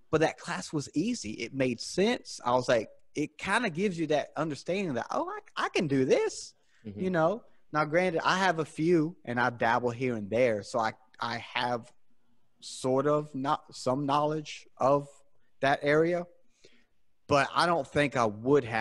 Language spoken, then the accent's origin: English; South Carolina, United States; born or raised there